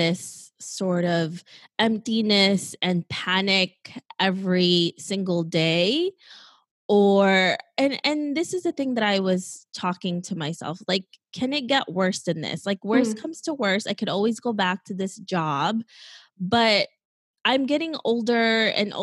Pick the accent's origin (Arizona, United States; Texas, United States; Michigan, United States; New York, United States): New York, United States; New York City; also born or lived in Philippines; I grew up in New York City